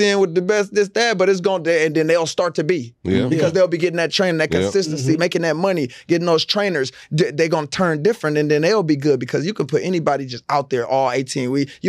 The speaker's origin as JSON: {"language": "English", "town": "Los Angeles", "region": "California", "country": "United States", "tie": "born or raised there", "moved": "yes", "said": "I came from L.A. Yeah. I came from Dorsey High School."}